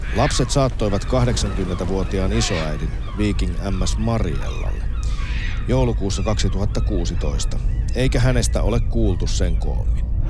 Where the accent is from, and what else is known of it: Finland; also born or lived in Helsinki